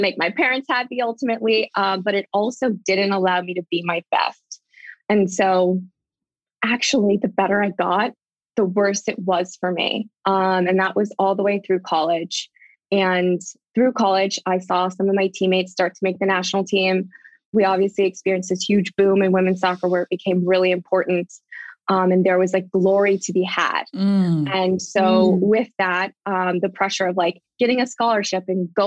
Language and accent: English; Southern California, United States; I grew up in Southern California